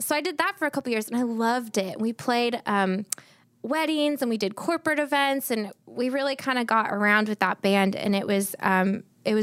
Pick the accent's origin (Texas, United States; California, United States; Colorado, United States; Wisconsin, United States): California, United States; Santa Barbara; moved away as an adult; also born or lived in Los Angeles; now in Nashville, United States; born and raised in Santa Barbara